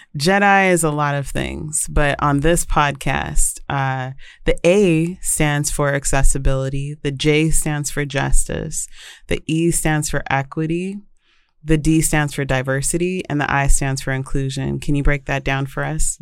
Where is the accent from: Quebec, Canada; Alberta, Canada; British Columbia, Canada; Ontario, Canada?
British Columbia, Canada; Vancouver; now in United States; I grew up in Vancouver, British Columbia